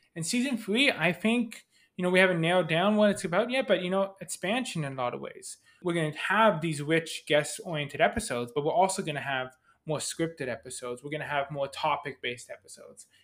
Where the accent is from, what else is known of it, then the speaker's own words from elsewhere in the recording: Canada; I'm Canadian